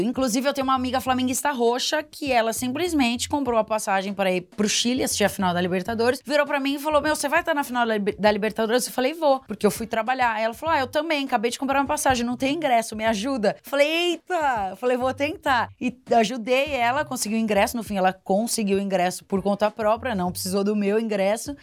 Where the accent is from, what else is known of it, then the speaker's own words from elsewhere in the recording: Piracicaba, São Paulo, Brazil; Piracicaba, que é a cidade onde eu nasci